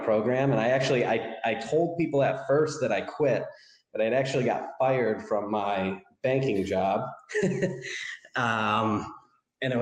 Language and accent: English; Rochester, New York, United States; also born or lived in Florida; I'm from Rochester, New York